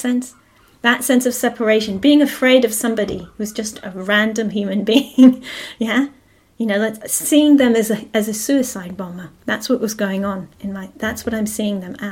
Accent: Jerusalem, Jerusalem District, Israel; moved away; I grew up in Israel, yeah, and I grew up in Jerusalem

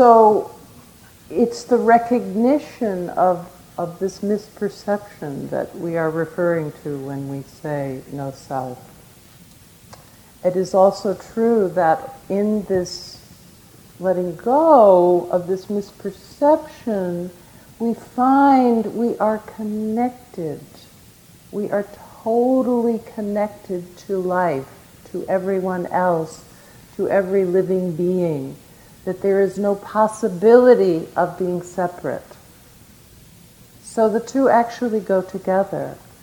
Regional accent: United States; as an American tourist

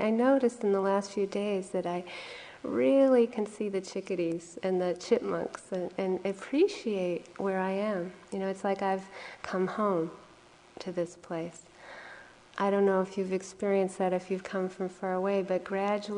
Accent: New England, United States; now in Hawaii, United States; I was from here in originally New England

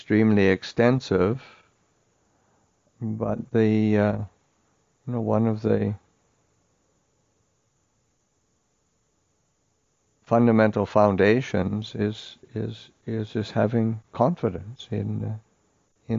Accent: Canada; moved away; I grew up in Canada, but I never ever saw a monastery when I was growing up

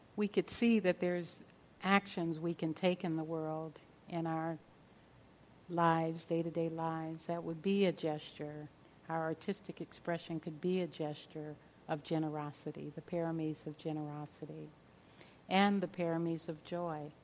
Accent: Los Angeles, California, United States; growing up in South Central Los Angeles

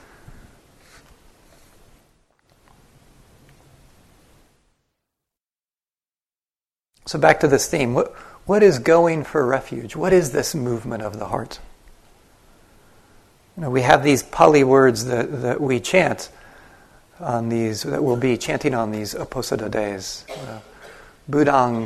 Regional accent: United States; first language English; I grew up in the United States. My first language is English

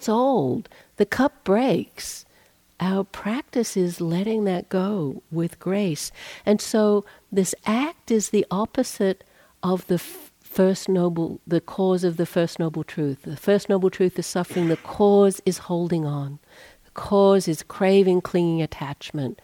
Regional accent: Australia; now in United States; I'm Australian, not a US citizen

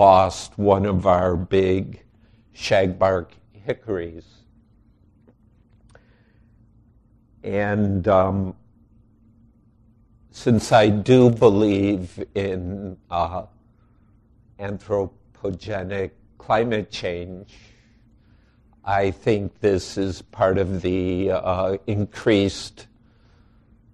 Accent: outside Chicago, Illinois, United States; now in Wisconsin, United States; I grew up outside Chicago

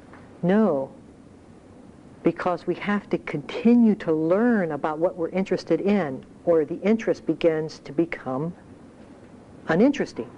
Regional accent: Ohio, United States; moved away; I grew up in Ohio

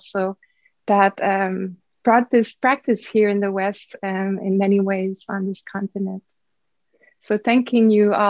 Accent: Canada; I'm a Canadian, French Canadian

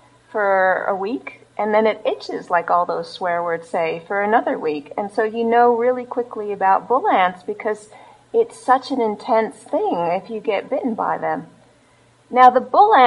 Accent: Los Angeles, California, United States; moved away; also born or lived in Australia; I was born in Los Angeles

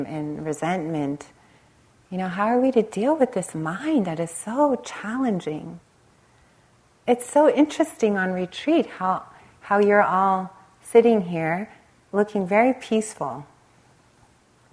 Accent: Los Angeles, California, United States; I grew up in the Los Angeles area, right on the Compton-Long Beach border.

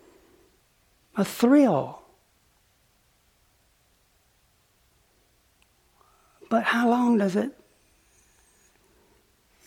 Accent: the South, United States; moved away as an adult; also born or lived in Oxford; Growing up in the South

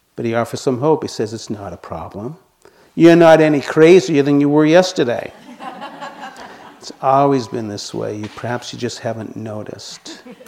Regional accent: Boston, Massachusetts, United States; accent: residual Boston; moved away; you can probably hear by my voice that I still have some residual Boston accent. I grew up in Boston.

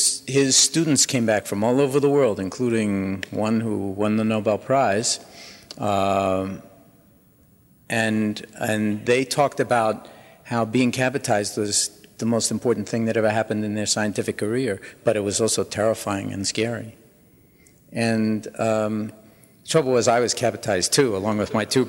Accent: New York City, New York, United States; I was born in New York City in 1944

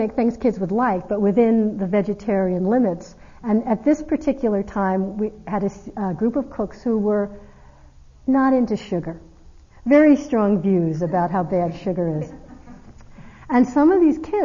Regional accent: East Coast, United States; I'm from the East Coast.

